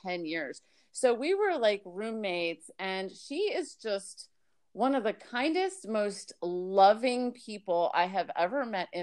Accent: Miami, Florida, United States; moved away as an adult; also born or lived in New York / Tampa, Florida; now in Alabama, United States; I was born in New York, raised in Miami, and then I lived in Tampa for a bunch of years.

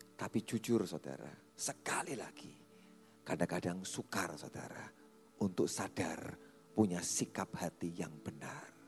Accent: Java, Indonesia; Kita itu orang Jawa

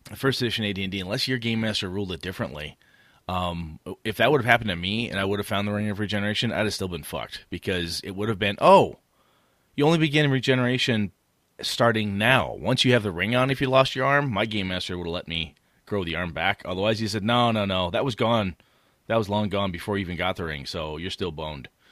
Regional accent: half hour from Stevens Point, Wisconsin, United States; half hour from my hometown.

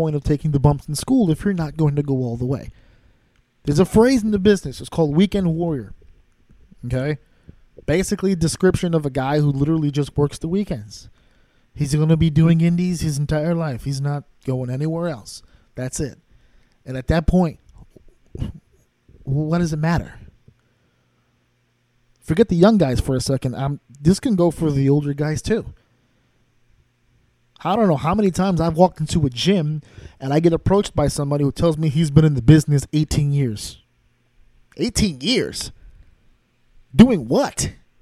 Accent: New York, United States; also born or lived in Connecticut; I'm from New York. Spent a lot of my time also in Connecticut

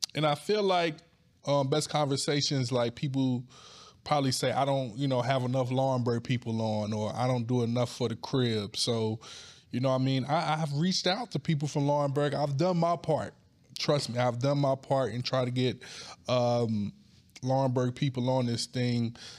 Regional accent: Wagram, North Carolina, United States; also born or lived in New York City; I was born in New York City, but I was raised in a little ass town called Wagram, North Carolina.

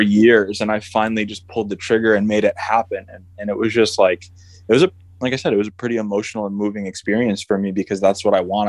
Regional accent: upstate New York, United States; right now, I'm in my hometown in upstate New York.

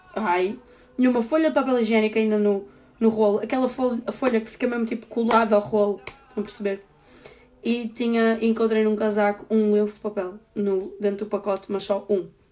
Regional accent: the North, Norte, Portugal; eu sou mesmo do Norte

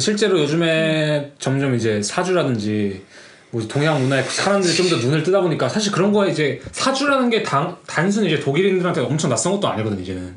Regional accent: South Korea; also born or lived in United States; now in Germany; 우리가 대한민국에서 활동한다면

